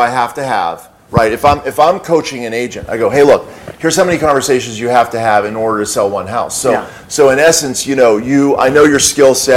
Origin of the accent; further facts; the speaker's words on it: Pittsburgh, Pennsylvania, United States; I'm from Pittsburgh